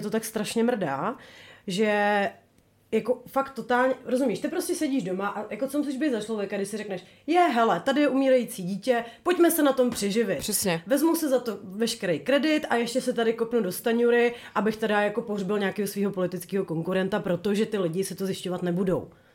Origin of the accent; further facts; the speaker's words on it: Bohemia, Czechia; my jsme skromné dívky z Čech